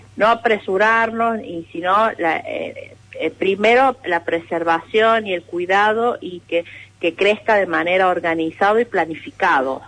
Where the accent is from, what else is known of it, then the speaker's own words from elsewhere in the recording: La Carolina, San Luis, Argentina; Acá en mi pueblo, yo soy acá del pueblo y estudié turismo